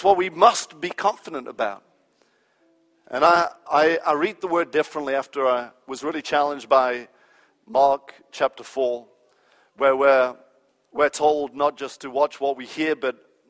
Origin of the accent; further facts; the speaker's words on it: England, United Kingdom; moved away as an adult; also born or lived in United States; I was raised in England